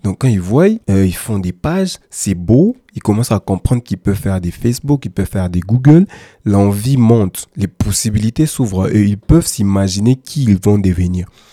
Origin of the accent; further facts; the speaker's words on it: DR Congo; chez nous en RDC